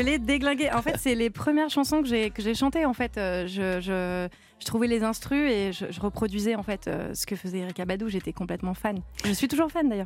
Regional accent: Cavaillon, Provence-Alpes-Côte d'Azur, France; Je suis euh, originaire de Cavaillon. Je suis née à Cavaillon.

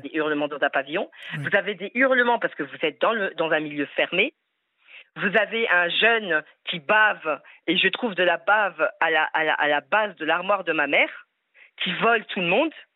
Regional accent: France; Je suis française, fière de l'être, avec des origines maghrébines

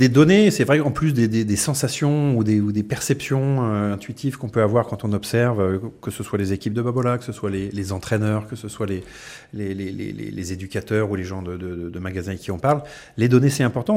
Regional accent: France; on est français

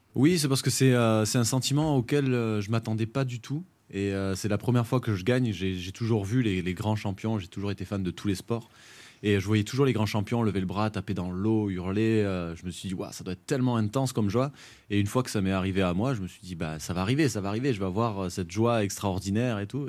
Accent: Font-Romeu, Occitania, France; also born or lived in Narbonne / Paris; c'est pour ça que je suis arrivé à Fort-Romeu

